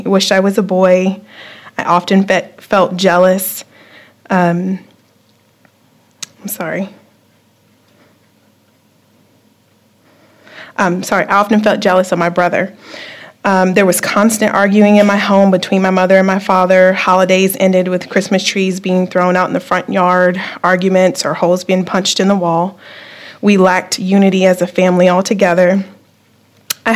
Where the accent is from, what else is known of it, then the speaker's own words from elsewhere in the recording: Virginia Beach, Virginia, United States; moved away as an adult; now in Topeka, United States; I'm from Virginia Beach. I moved to Topeka about 2 years ago